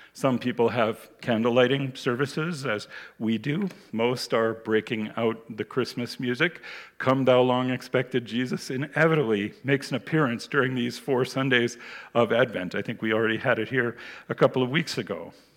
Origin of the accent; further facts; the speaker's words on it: United States; moved away; When I was a child, I grew up in the United States